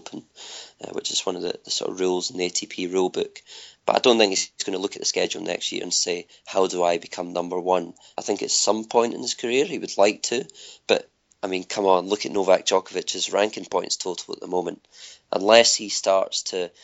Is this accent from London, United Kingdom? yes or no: no; Scotland, United Kingdom; I grew up playing tennis in Scotland